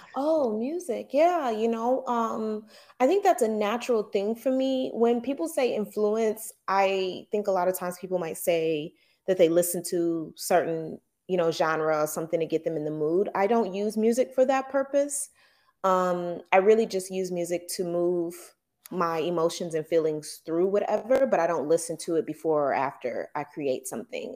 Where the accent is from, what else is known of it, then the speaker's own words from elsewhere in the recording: the South, United States; growing up in the South